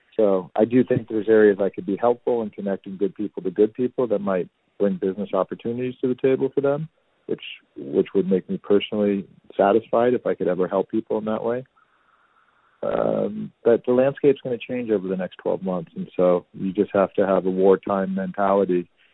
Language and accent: English; Danville, California, United States; moved away as an adult; now in New York City, United States; I grew up in a really cool suburb in Northern California called Danville